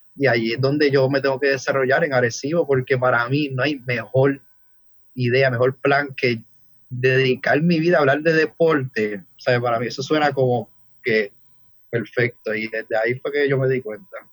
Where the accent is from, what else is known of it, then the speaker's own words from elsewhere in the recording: Ponce, Puerto Rico; now in Vega, Puerto Rico; naturalmente de Ponce, pero vivo en Vega ya hace varios años